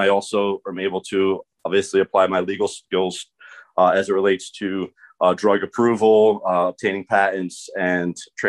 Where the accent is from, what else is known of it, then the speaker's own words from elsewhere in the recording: Philadelphia, Pennsylvania, United States; So I'm from Philadelphia, and I started, I was at Temple University getting my PhD in organic chemistry.